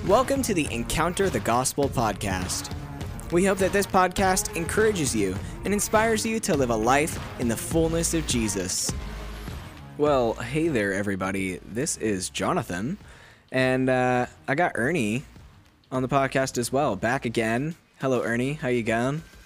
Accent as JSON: {"language": "English", "country": "United States", "moved": "as an adult", "lives_now": "Australia"}